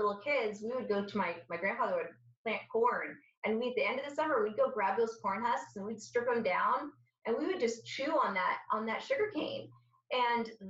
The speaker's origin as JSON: {"language": "English", "country": "Syria", "moved": "yes", "lives_now": "United States", "said": "I'm Syrian, so I'm from the Mediterranean."}